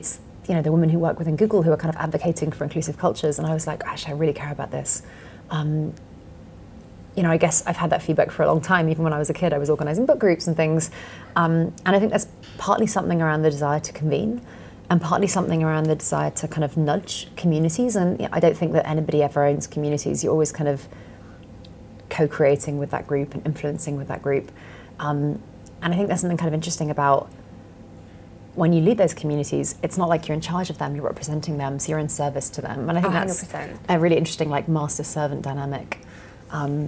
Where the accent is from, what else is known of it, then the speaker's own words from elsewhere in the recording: London, United Kingdom; I'm a Londoner